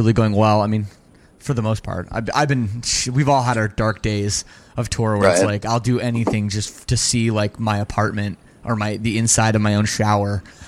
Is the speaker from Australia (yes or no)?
no; Canada; I'm from Canada